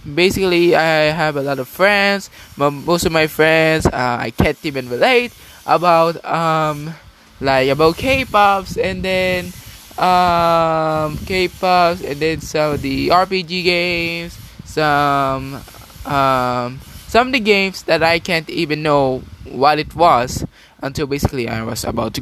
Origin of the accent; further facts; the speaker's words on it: Philippines; I was born in the Philippines